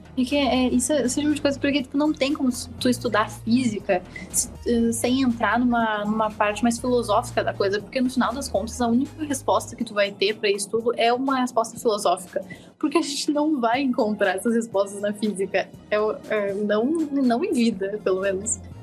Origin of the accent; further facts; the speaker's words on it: Eldorado do Sul, Rio Grande do Sul, Brazil; moved away as an adult; now in Porto Alegre, Brazil; eu não sou de Eldorado medianeiro, eu sou de Eldorado próximo de Arroio dos Ratos